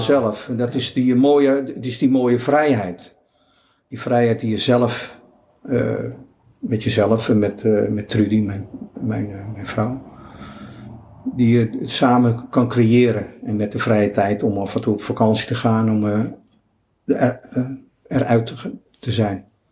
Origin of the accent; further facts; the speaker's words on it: Netherlands; We zijn natuurlijk uit Nederland met onze eigen cultuur, met onze eigen achtergrond